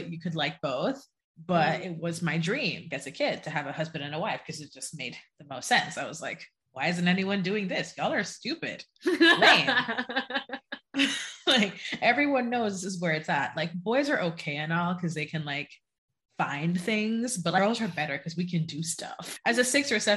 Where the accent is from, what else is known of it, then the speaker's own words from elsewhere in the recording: Jamaica; now in United States; I was born and raised in Jamaica